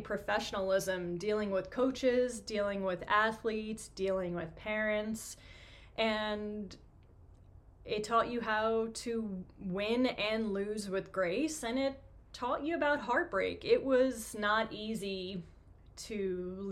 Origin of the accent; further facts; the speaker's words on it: New York City, New York, United States; moved away as an adult; also born or lived in Michigan; But I'm born and raised in Queens, New York. I lived in New York until I was about 28